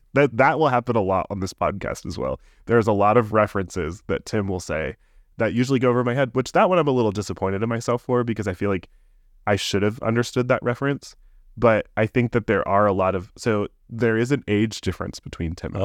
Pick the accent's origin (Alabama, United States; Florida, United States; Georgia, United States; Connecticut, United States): Florida, United States; Tampa; moved away as an adult; now in Orlando, United States; I grew up in the Tampa area